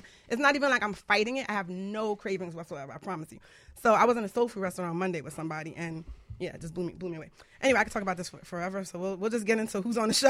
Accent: Jamaica; I'm, I'm Jamaican

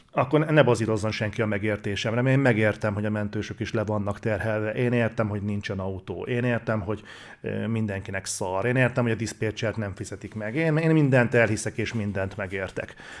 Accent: Hungary; magyarok vagyunk

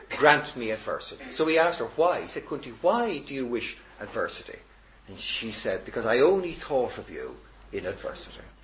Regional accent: Dublin, Leinster, Ireland; I've gone from husband all the way to being Dubliner, to being Irishman, to European

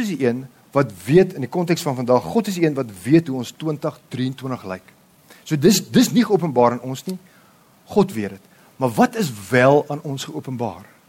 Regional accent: South Africa; ek my vrou, ons is volbloed Afrikaners

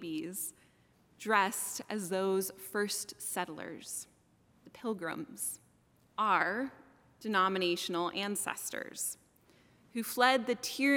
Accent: Salem, Massachusetts, United States; also born or lived in Colorado Springs, Colorado; I moved from Colorado Springs, where I would see the sun set behind the mountains, causing them to glow, knowing that that was God's country, to Salem, Massachusetts when I was 8 years old

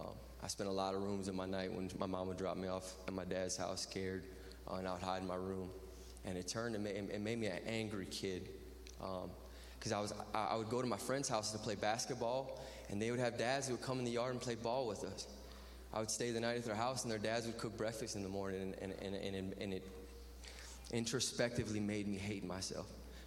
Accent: Lafayette, Louisiana, United States; I'm 30 years old. I'm from Lafayette, Louisiana. That's way at the bottom of the boot, about 30 miles north of the Gulf of Mexico.

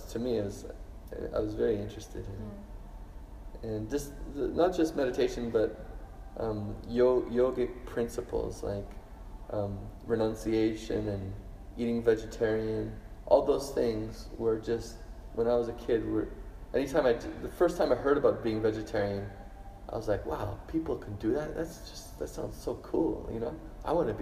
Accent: Toronto, Ontario, Canada; now in Brisbane, Australia; I grew up in Toronto, Canada, where the culture is ice hockey and skiing and stuff

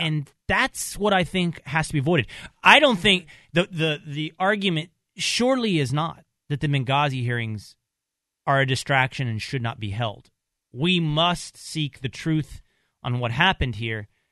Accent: Texas, United States; growing up in Texas.

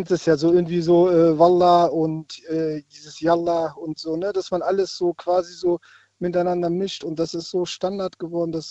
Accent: Wuppertal, North Rhine-Westphalia, Germany; komme aus Wuppertal.

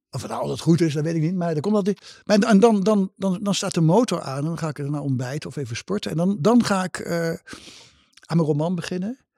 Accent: Gelderland, Netherlands; moved away; Gelderlander. Ja, voor de Gelden, de krant ja. van mijn geboortestreek. En waardoor ik ook nog een beetje in de geboortestreek ben

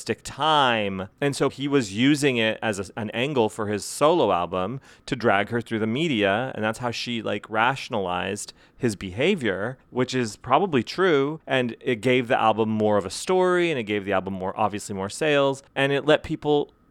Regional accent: United States; I am American.

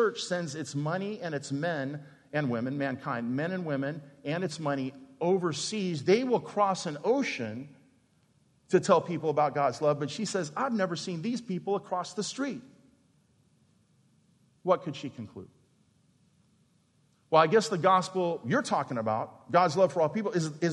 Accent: Phoenix, Arizona, United States; I worked, graduated from there to wash dishes at the Phoenix Playboy Club when I was 13

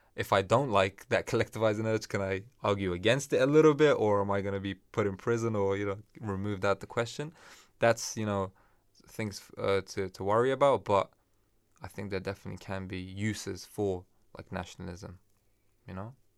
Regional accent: Afghanistan; moved away; I'm from Afghanistan

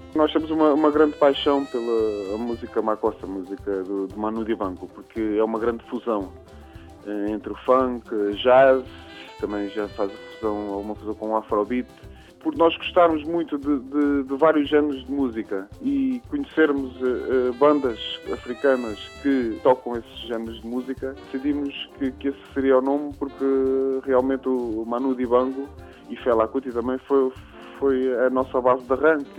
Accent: Pontével, Santarém District, Portugal; onde vivi, onde cresci, na zona do, do Cartaz. Eh, uma pequena aldeia chamada Pontevel

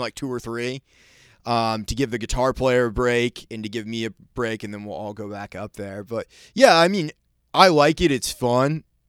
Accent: Maine, United States; when I was growing up in Maine

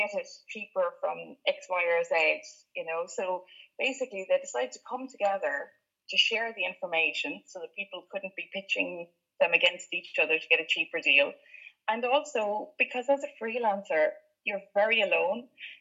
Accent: County Limerick, Munster, Ireland; now in North Cork, Ireland; I grew up in County Limerick

